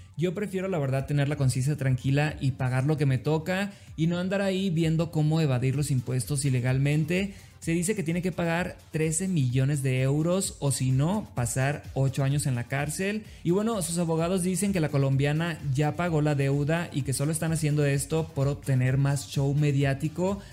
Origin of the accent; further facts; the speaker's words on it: Los Mochis, Sinaloa, Mexico; soy de Los Mochis, Sinaloa